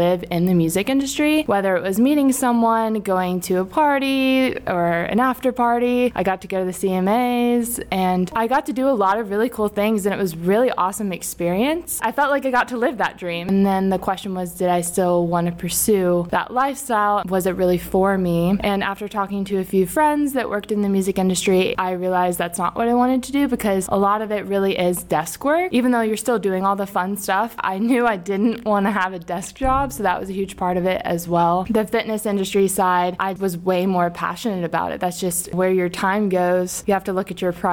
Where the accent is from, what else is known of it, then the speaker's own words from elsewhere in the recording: Virginia Beach, Virginia, United States; I grew up in Virginia Beach, Virginia